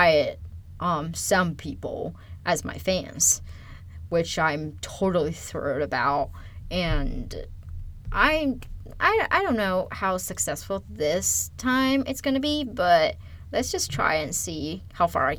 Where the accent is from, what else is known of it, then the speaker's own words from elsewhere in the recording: China; English is a second language; moved away as an adult; also born or lived in California, United States; now in United States; I am originally from China. I moved to United States in 2010 to start my undergrad.